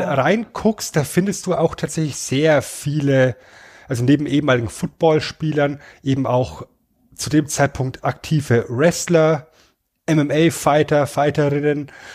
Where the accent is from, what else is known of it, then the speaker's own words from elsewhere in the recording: Germany; als Deutscher